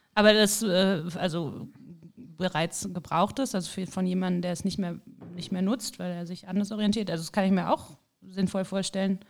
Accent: Cologne, North Rhine-Westphalia, Germany; ich komme halt aus Köln

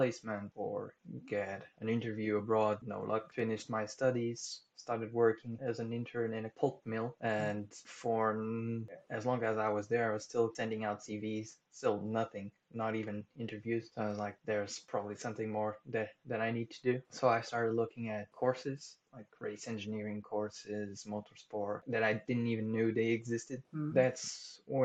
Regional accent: Tomar, Santarém District, Portugal; moved away as an adult; now in Leamington Spa, United Kingdom; I come from a little city in the center of Portugal called Tomar, which is the city of Templars.

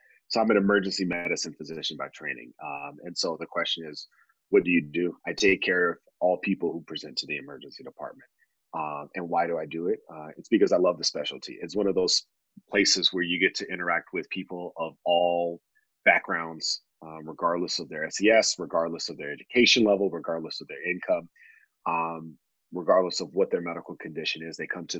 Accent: Texas, United States; I'm from East Texas, and part of being a Texas, being from Texas, is like owning land and having cows, right?

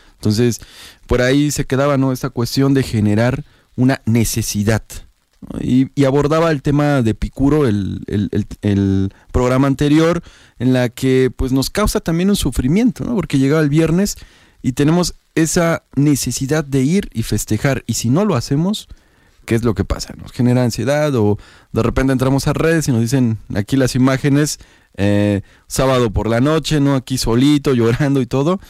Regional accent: Oaxaca, Mexico; La tradición muy propia de Oaxaca, de las y los oaxaqueños. Algo así de que somos un estado de la República con mucha tradición

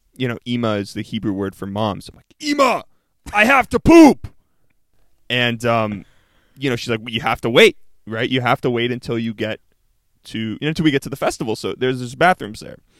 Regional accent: Canada; I'm Canadian

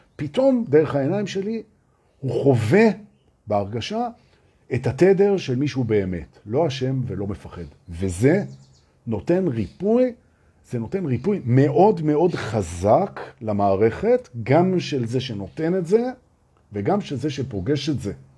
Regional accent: Israel; אנחנו מפחדים בתור ישראלים

